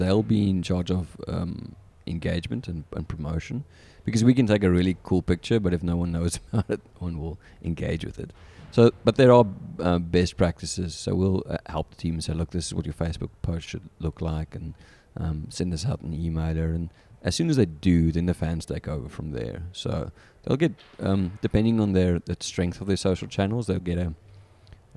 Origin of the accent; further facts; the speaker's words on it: South Africa; accent: South African; moved away as an adult; now in St. Louis, United States; growing up in South Africa